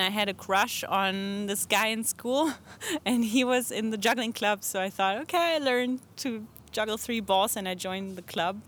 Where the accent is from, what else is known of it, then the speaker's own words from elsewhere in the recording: Germany; now in Portland, United States; Germany, but I live in Portland, Oregon.